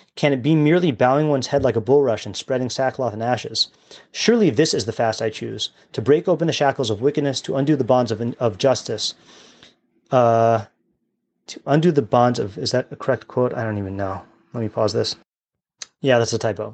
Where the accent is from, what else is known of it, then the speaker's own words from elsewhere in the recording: United States; as American Jews